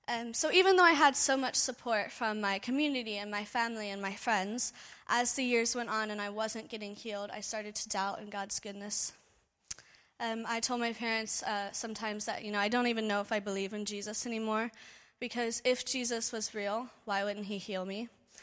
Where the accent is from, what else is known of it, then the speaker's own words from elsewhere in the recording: Cincinnati, Ohio, United States; For those of you I haven't had the pleasure to meet, I'm from Cincinnati, Ohio, back in the States.